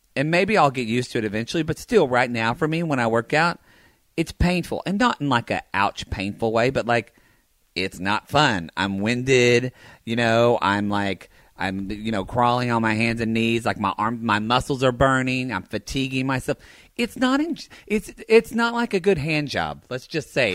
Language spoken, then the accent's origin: English; the South, United States; now in California, United States; growing up in the South